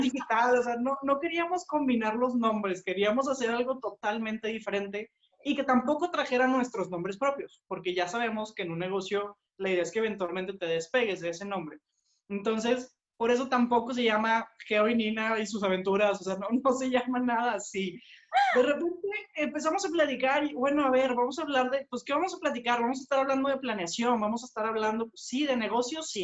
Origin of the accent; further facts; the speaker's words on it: Monterrey, Nuevo León, Mexico; nosotros somos de Monterrey, estamos aquí en, México, es nuestro país